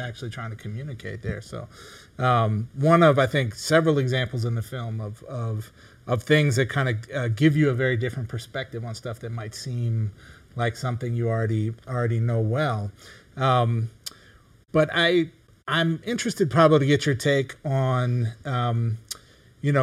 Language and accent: English; Midwest, United States; growing up in the Midwest